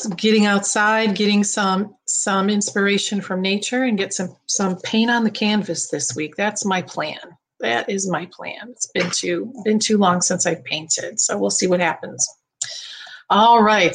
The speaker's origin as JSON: {"language": "English", "region": "Midwest", "country": "United States", "tie": "born or raised there", "moved": "yes", "lives_now": "Florida, United States", "said": "growing up in the Midwest"}